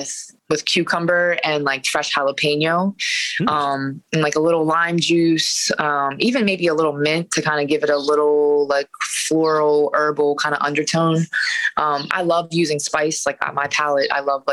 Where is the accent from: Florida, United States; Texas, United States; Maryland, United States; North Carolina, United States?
Maryland, United States; Westminster; also born or lived in Baltimore, Maryland; now in New York, United States; I grew up in Westminster